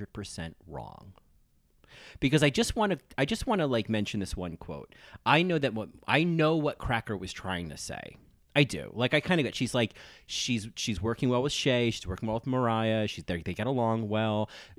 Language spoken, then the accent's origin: English; New Jersey, United States; now in New York, United States; I grew up in New Jersey. I live in New York.